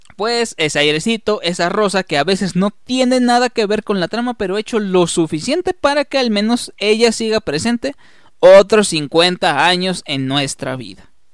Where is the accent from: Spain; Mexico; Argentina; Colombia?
Mexico; como mexicanos